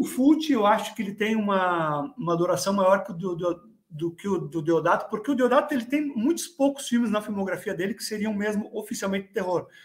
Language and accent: Portuguese; Brazil; moved away; na minha cidade natal, lá no Brasil, uma cidadezinha pequena